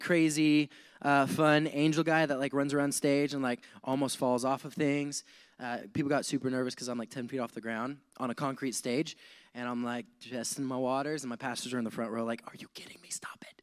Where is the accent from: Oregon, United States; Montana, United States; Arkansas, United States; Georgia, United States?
Montana, United States; moved away as an adult; also born or lived in Wyoming; now in San Diego, United States; I grew up in Montana, later on moved to Wyoming at the age of like 11, and 11 19. I lived in Wyoming, moved back to Montana, just moved around between those two states a lot.